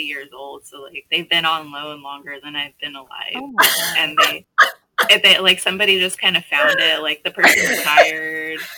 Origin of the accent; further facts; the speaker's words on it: Bay Area, California, United States; And I'm from the Bay Area originally, too, so I just kind of got stuck here